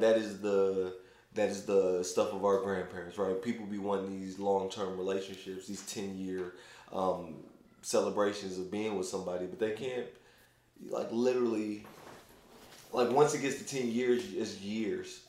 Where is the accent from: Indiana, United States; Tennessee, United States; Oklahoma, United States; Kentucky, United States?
Kentucky, United States; Louisville; I'm from Louisville, so I have like gobs of friends